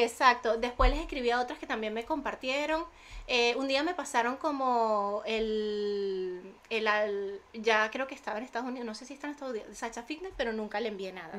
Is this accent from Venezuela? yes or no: yes; Venezuela; now in Spain; yo con influencers vengo desde Venezuela